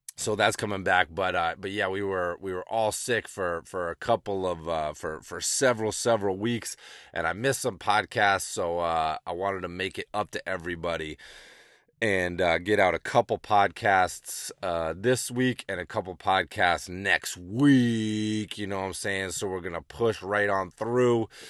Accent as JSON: {"language": "English", "town": "Amherst", "region": "Massachusetts", "country": "United States", "tie": "born or raised there", "said": "growing up in Massachusetts"}